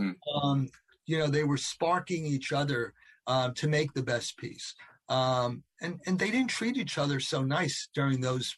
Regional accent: New York, United States; growing up in New York

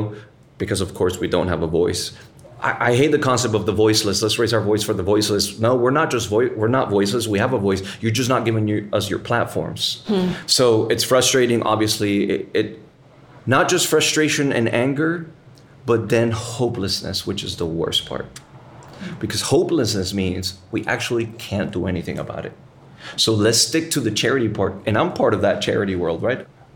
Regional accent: Puerto Rico; there's areas 10 minutes from where we're sitting right now, where when I was a kid, we could go to the beach

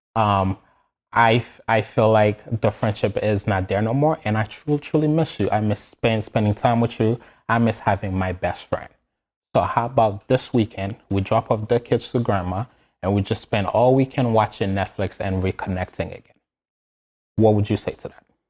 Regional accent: Haiti; moved away; I, I was born and raised in Haiti

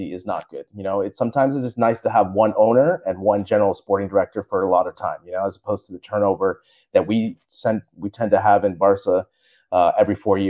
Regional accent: United States; as an American

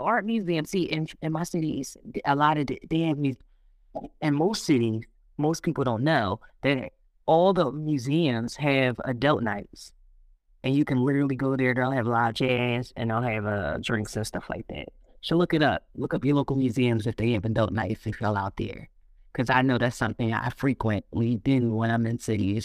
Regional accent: Philadelphia, Pennsylvania, United States; I'm originally from Philadelphia by background. I grew up in North Philly

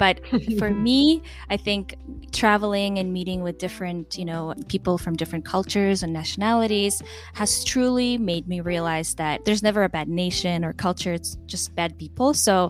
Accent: Macau; also born or lived in Kyrgyzstan; My background, you know, I'm from Kyrgyzstan. I grew up in Macau here. My husband's Mexican.

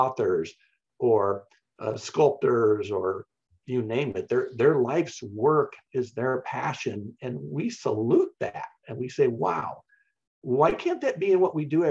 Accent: Kansas, United States; I grew up in Kansas

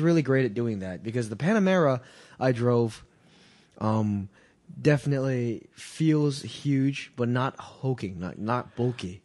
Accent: Boston, Massachusetts, United States; I'm from Boston.

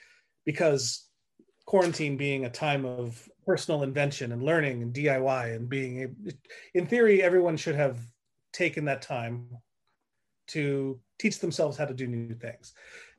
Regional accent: central coast of California, United States; my hometown I grew up in on the central coast of California

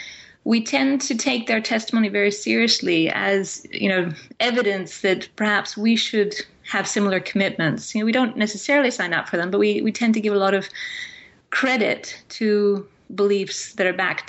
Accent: Fraser Valley, just outside Vancouver, British Columbia, Canada; I grew up in the Fraser Valley, which is just outside Vancouver

